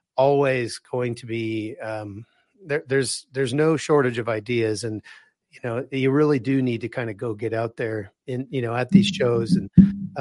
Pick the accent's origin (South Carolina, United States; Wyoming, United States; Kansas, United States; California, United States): Kansas, United States; Wichita; moved away; I'm originally from Wichita, Kansas